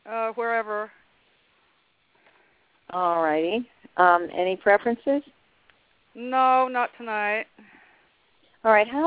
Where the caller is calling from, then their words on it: Alabama, United States; Hello, I'm … from Alabama.